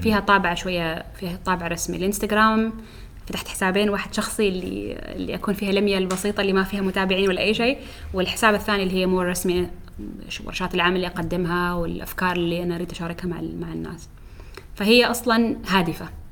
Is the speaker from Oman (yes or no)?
yes; Oman; احنا فريقنا عماني كامل